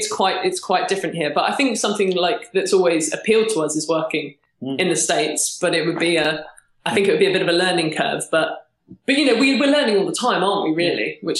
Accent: United Kingdom; as a British writer

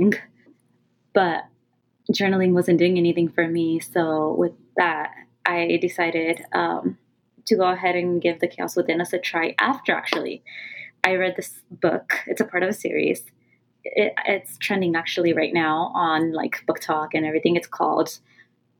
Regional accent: California, United States; first language Punjabi; I was born and raised in California

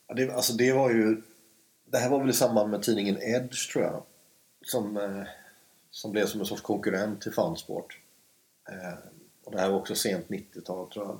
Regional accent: Stenungsund, Västra Götaland, Sweden; moved away as an adult; now in Stockholm, Sweden; jag växte upp i Stenungsund som är fem mil norr om Göteborg

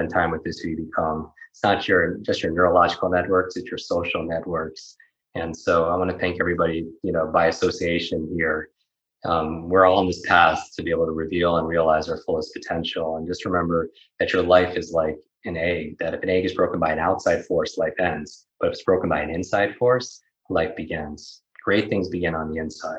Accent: Northeast, United States; I grew up in the Northeast

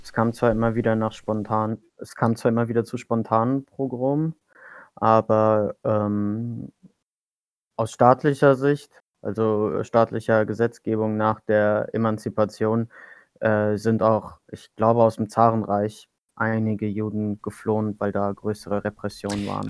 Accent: Germany; first language German; ich bin in Deutschland aufgewachsen. Ich spreche auch gar kein Türkisch.

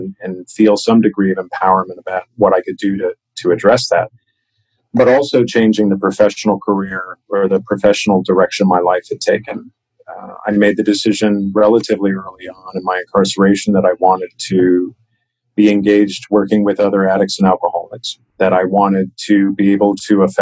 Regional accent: United States; also born or lived in Chicago, Illinois / Washington, D.C. area; I grew up in Chicago and outside of Washington, D.C., where family is located

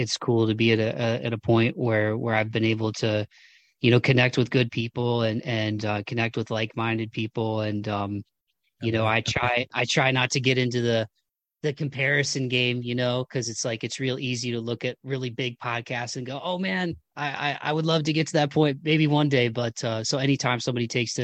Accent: Toledo, Ohio, United States; now in Nashville, United States; my hometown of Toledo, Ohio

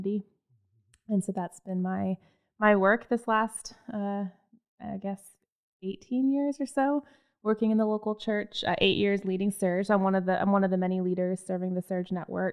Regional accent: Phoenix, Arizona, United States; I was born and raised in Phoenix, Arizona

